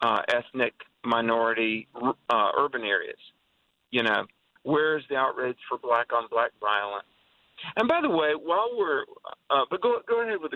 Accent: the South, United States; Look, I grew up in the South as the South was coming out of the Jim Crow era.

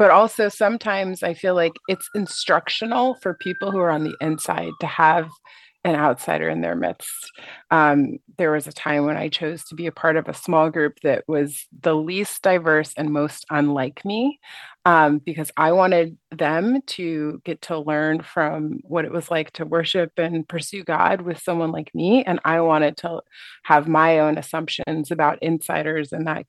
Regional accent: United States; moved away as an adult; also born or lived in Asia; being an American and being a Black person

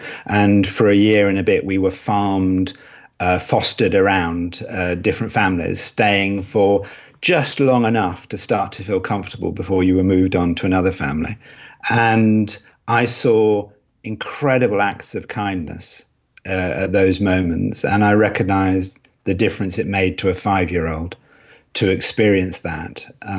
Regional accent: Cambridge, East of England, United Kingdom; born there; also born or lived in Edinburgh / London / Los Angeles; now in Nottingham, United Kingdom; Yes, I was born in Cambridge, then lived in Edinburgh, then lived in London, then went out to Los Angeles, and then ended up in Nottingham, the land of Robin Hood.

